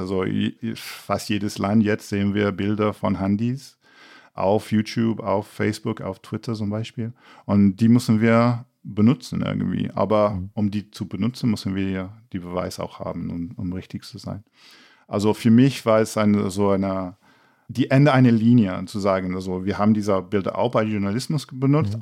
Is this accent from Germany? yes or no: no; England, United Kingdom; German is a second language; moved away; als Engländer